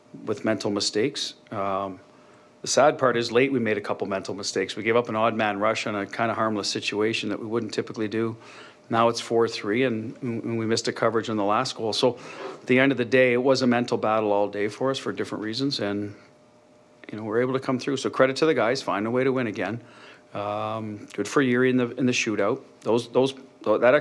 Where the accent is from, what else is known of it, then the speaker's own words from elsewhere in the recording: Canada; now in United States; I'm a Canadian, so I didn't grow up around guns. So when I moved to the U.S., a lot of this was new to me